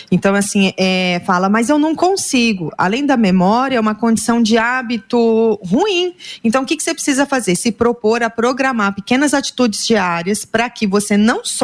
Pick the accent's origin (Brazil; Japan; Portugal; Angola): Brazil; near Presidente Prudente, São Paulo; moved away; also born or lived in Londrina; nascida ali perto de Presidente Prudente